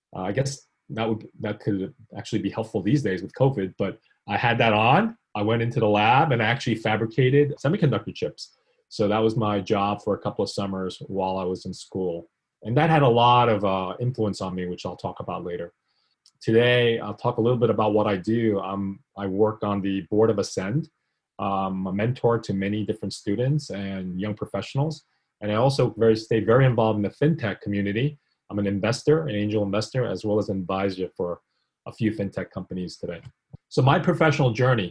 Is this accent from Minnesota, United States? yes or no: no; New York City, New York, United States; born or raised there; also born or lived in South Korea